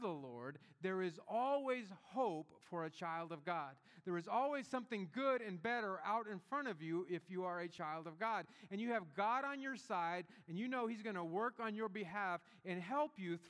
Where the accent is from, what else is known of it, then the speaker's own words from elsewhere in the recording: Gulf Coast of Northwest Florida, United States; I grew up in the Gulf Coast of Northwest Florida, and in our town there was a very large military base, Eglin Air Force Base